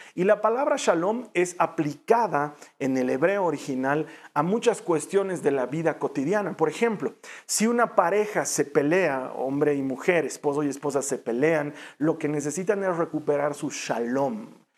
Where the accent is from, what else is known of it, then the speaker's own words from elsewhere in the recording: Bolivia; en mi país Bolivia